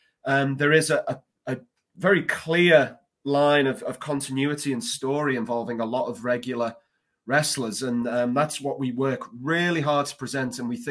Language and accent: English; Liverpool, North West England, United Kingdom; moved away as an adult; now in Indiana, United States; I'd only moved to the United States in November 2018. I'm from Liverpool, England, originally.